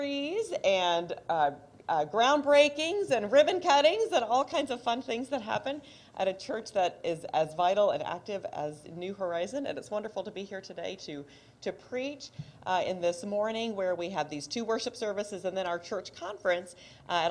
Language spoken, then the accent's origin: English; Kansas City, United States; now in Coral Gables, United States; I am originally from Kansas City